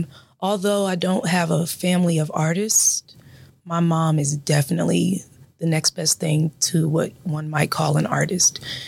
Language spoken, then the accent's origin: English; Columbus, Ohio, United States; also born or lived in Dayton, Ohio / Cincinnati, Ohio; And I am from Columbus, Ohio, graduate of Columbus East High School. Go Tigers. and I migrated to the Dayton area in 2003 when I became a freshman at Central State University